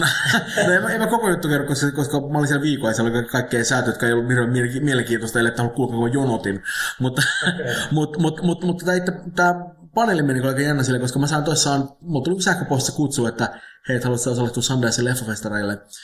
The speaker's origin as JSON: {"language": "Finnish", "country": "Finland", "said": "mä oon Suomesta."}